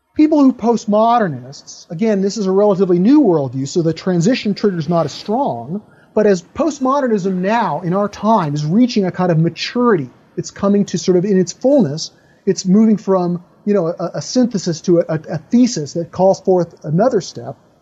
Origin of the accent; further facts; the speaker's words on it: United States; I'm an American, I live in American culture